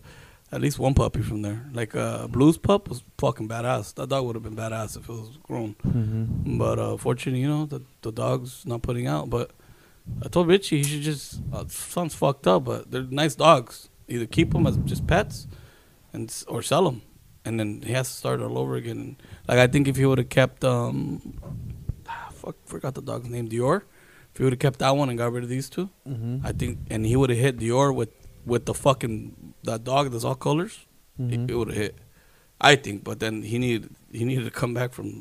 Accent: San Diego, California, United States; I'm from San Diego

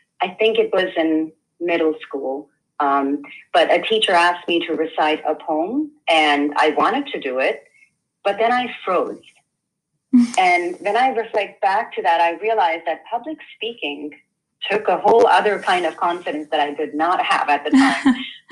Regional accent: India; now in United States; I grew up in India primarily

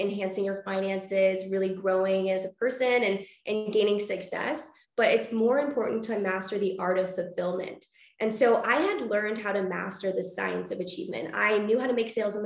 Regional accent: British Columbia, Canada; now in Vancouver, Canada; I was originally born in like a really small town about 4 hours outside

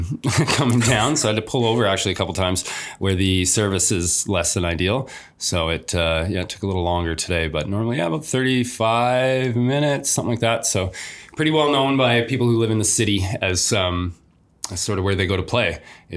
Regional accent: Alberta, Canada; born or raised there; moved away as an adult; also born or lived in Toronto, Ontario / Squamish, British Columbia

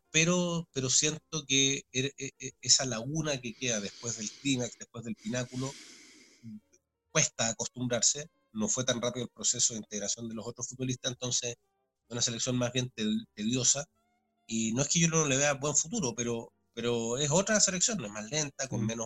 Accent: Chile; se junta eso como hincha, como chileno, además de lo profesional creo que tuve suerte

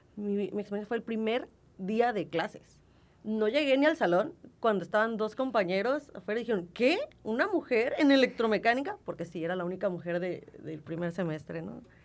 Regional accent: Tijuana, Baja California, Mexico; accent: norteña; yo soy de aquí de Tijuana. Yo toda mi vida, eh, He estado aquí

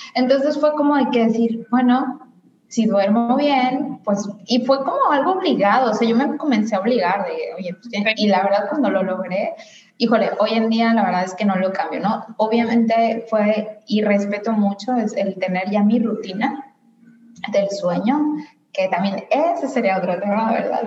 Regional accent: Guadalajara, Jalisco, Mexico; moved away; yo soy de Guadalajara, entonces cuando vivía en Guadalajara

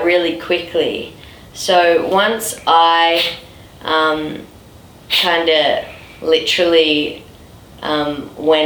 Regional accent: Melbourne, Victoria, Australia; back in my hometown, Melbourne.

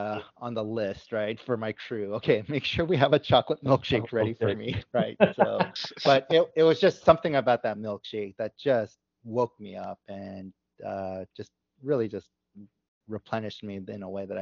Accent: United States; also born or lived in United Kingdom; as an American going back to the UK

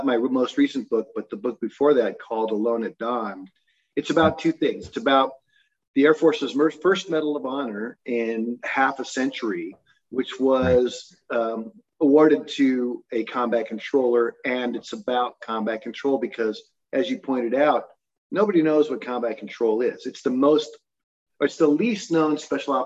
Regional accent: Utah, United States; also born or lived in Newport Beach, California; I grew up in mostly in Utah. I went to high school here, but I was born and early raised down in Newport Beach, California. But Utah is really home

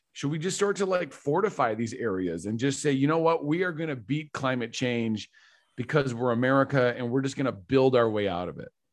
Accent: Michigan, United States; we're from Michigan

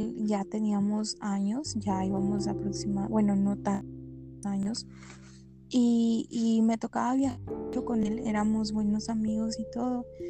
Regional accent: Guadalajara, Jalisco, Mexico; soy de Guadalajara

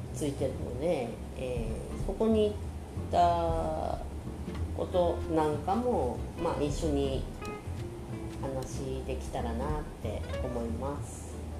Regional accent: Aomori, Japan; now in Saitama, Japan; 青森生まれの、えー、現在埼玉県人です

